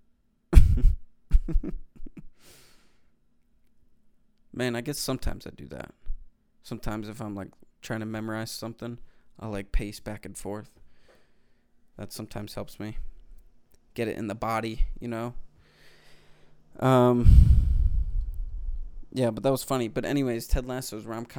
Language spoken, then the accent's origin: English; Delaware County, Pennsylvania, United States; accent: Philly; Delco. I'm from Delco.